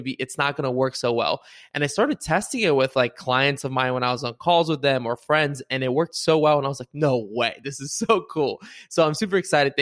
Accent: Bulgaria; now in United States; somebody who grew up in Bulgaria and immigrated to the US

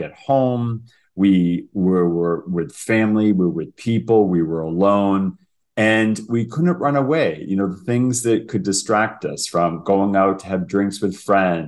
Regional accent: United States; now in Toronto, Canada; I'm American, but I live in Toronto.

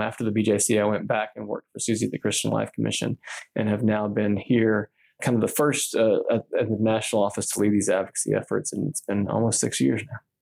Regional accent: Texas, United States; I'm from Texas

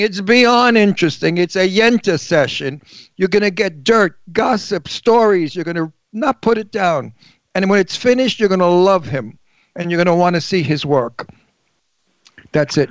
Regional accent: New York City, New York, United States; moved away; also born or lived in Long Island; I'm from New York, from Brooklyn

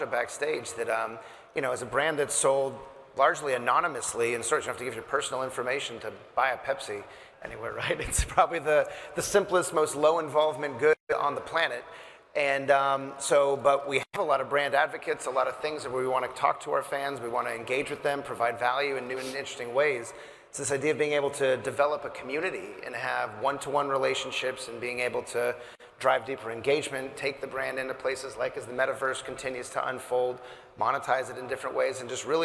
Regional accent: Southern California, United States; I'm from Southern California

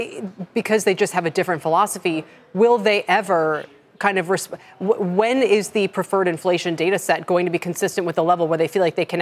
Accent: outside of Syracuse, New York, United States; I grew up outside of Syracuse

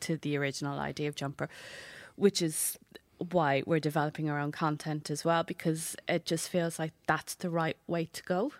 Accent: Wexford, Leinster, Ireland; I'm from Waxford

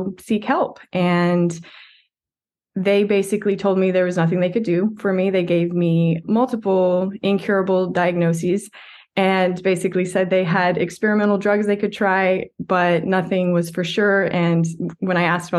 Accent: West Texas, United States; a typical West Texas kid

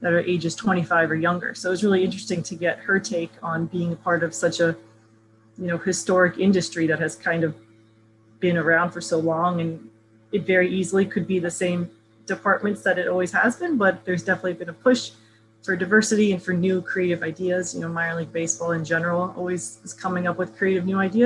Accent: Melbourne, Florida, United States; also born or lived in Southern California; now in New York, United States; I grew up in Central Florida, just an hour south in Melbourne.

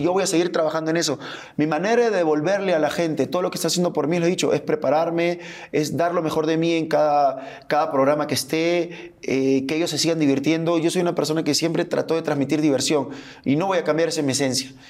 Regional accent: Peru; moved away as an adult; also born or lived in Argentina; now in Mexico; soy peruano, amo mi país como no te imaginas, soy orgulloso del país que nací

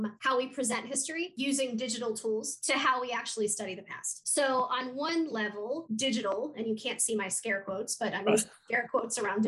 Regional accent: West Virginia, United States; moved away as an adult; also born or lived in Madison, Wisconsin / Fairfax, Virginia; now in North Georgia, United States; I'm originally from West Virginia.

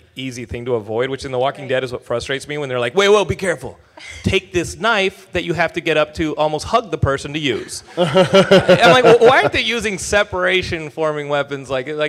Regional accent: Texas, United States; from Texas. I throw up that barbecue. I'm like, that's the one.

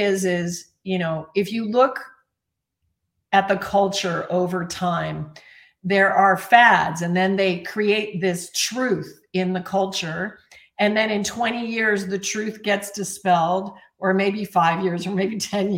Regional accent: Alaska, United States; I was raised in Alaska

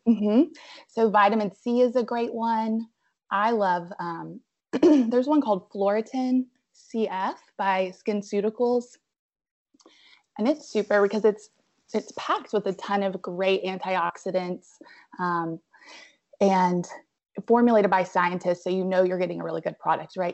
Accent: Abingdon, Virginia, United States; moved away as an adult; also born or lived in Roanoke, Virginia; now in Asheville, United States; I'm originally from Abingdon, Virginia, so Southwest Virginia

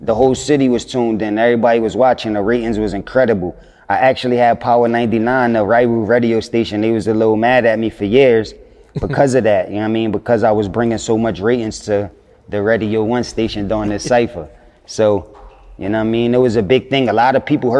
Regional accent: Philadelphia, Pennsylvania, United States; I'm from Philadelphia

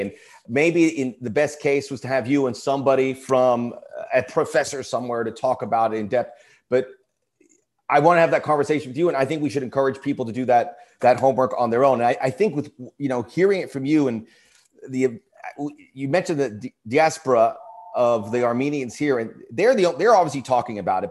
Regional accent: Miami, Florida, United States; now in Los Angeles, United States; I grew up in Miami

